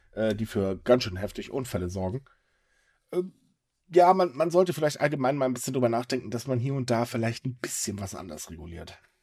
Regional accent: Germany; bei uns in Deutschland

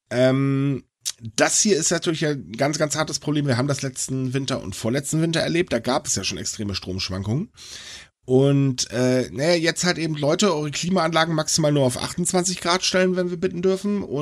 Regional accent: Germany; bei uns in Deutschland sagen alle, es geht nicht.

